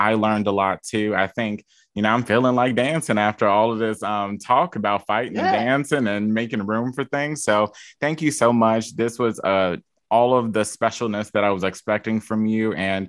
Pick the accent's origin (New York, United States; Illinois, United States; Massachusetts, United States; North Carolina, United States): Illinois, United States; Chicago; And you don't want to do it the not fun way with me because I'm from Chicago.